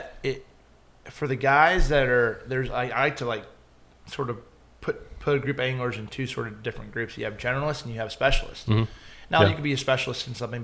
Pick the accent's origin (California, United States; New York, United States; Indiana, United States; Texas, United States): Indiana, United States; moved away; growing up in Indiana